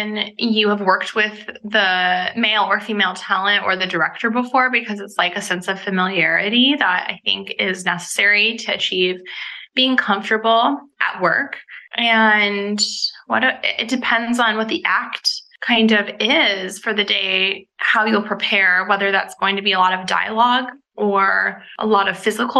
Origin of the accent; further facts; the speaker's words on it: Laguna Beach, California, United States; now in Los Angeles, United States; I moved up to Los Angeles from Laguna Beach